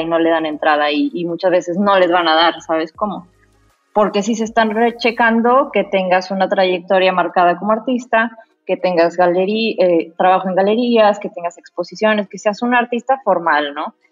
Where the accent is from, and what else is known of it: Mexico